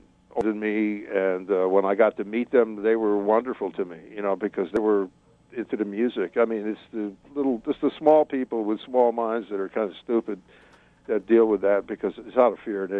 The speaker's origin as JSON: {"language": "English", "town": "Detroit", "region": "Michigan", "country": "United States", "said": "Because I come from Detroit."}